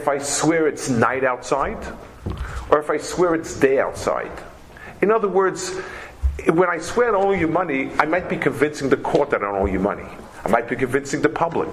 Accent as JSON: {"language": "English", "town": "New York City", "region": "New York", "country": "United States", "tie": "born or raised there", "said": "I grew up in Lower East Side"}